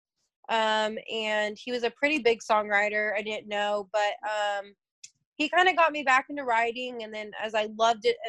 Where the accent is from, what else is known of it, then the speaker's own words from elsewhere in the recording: Fresno, California, United States; moved away as an adult; now in Nashville, United States; I'm from Fresno, California